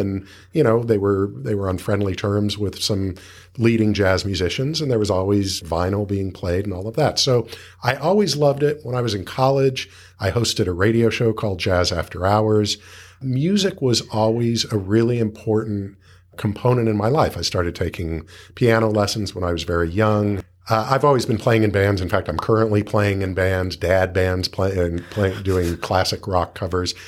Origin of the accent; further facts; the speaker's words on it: Los Angeles, California, United States; I grew up in Los Angeles